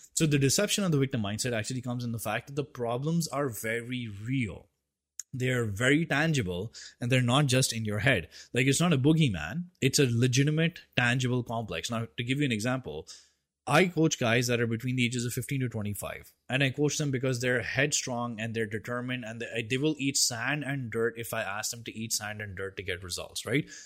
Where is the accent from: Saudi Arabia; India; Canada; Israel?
India; I'm an Indian